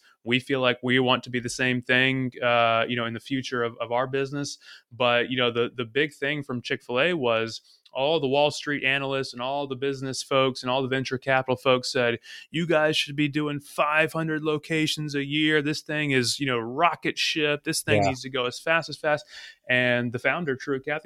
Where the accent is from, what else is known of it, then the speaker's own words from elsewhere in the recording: North Carolina, United States; originally from North Carolina